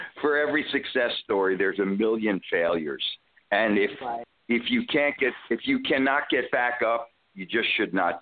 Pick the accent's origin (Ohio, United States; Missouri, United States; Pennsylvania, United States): Pennsylvania, United States; Allentown; I'm originally from Pennsylvania, Allentown, PA, and near Philadelphia, near New York. So we were in a pretty good area in the 50s and 60s, and I started playing folk music with my sister when I was about 11 or 12